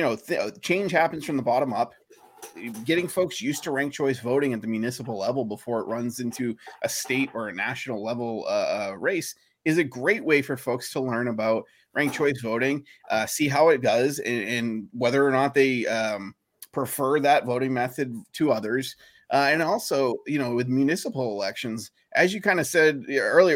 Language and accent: English; Maine, United States; moved away; I grew up in Maine